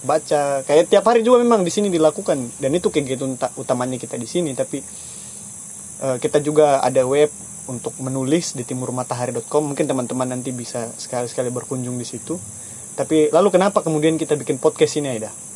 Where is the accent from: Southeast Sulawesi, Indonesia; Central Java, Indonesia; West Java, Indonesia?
Southeast Sulawesi, Indonesia; Baubau; saya orang bau-bau sini, tapi orang tua saya asli Kaledupa dua-duanya